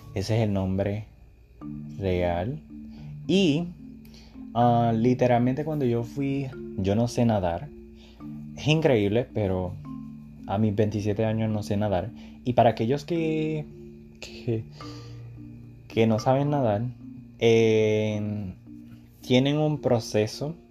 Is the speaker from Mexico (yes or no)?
no; Puerto Rico; yo soy de Puerto Rico, el Caribe, ríos, playas, etc.